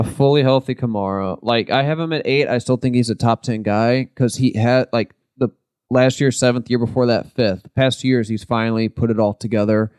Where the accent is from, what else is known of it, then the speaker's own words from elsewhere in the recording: St. Louis, Missouri, United States; we're from Saint Louis